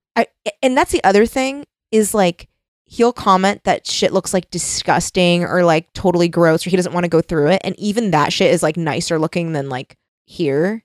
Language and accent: English; United States; as an American